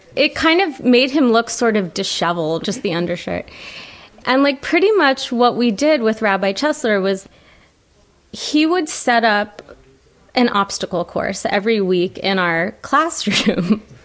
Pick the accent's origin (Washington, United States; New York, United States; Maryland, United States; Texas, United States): Maryland, United States; Ellicott City; I grew up in Ellicott City, Maryland